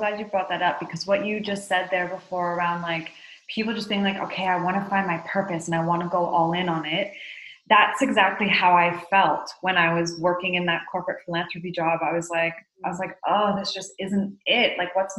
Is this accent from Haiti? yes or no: yes; Haiti; So I'm Canadian and I grew up in Haiti as the daughter of two humanitarian workers and was exposed to a lot of injustice from a very young age